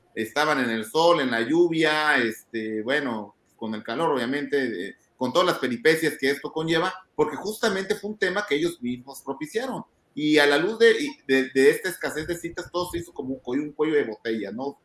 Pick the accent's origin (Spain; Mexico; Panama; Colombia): Mexico